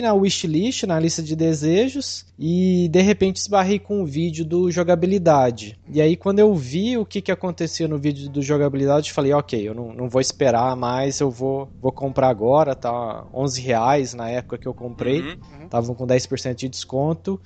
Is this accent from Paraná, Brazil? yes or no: no; interior of Minas Gerais, Brazil; accent: Triângulo Mineiro; a minha origem, que interior de Minas